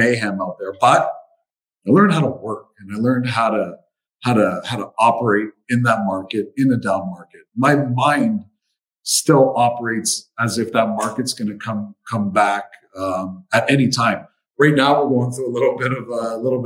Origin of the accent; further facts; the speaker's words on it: Windsor, Ontario, Canada; I'm from Windsor.